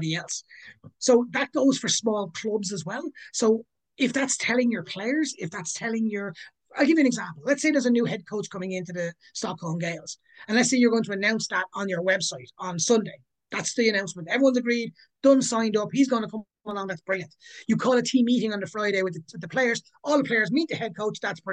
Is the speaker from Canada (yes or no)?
no; Ireland; moved away as an adult; also born or lived in Sydney / New York / London; now in Gothenburg, Sweden; Ireland will always be my home. I'm always from Ireland. I will always say I'm from Ireland.